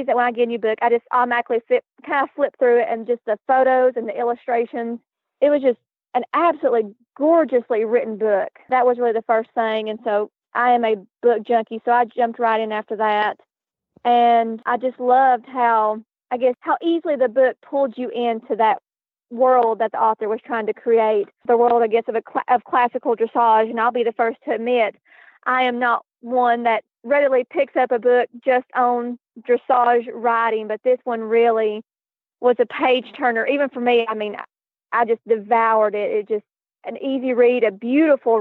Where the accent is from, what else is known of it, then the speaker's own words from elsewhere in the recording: Tennessee, United States; accent: southern; I am from Tennessee, right smack dab in the mountains in between Knoxville and Chattanooga. So, yes, the accent is very strong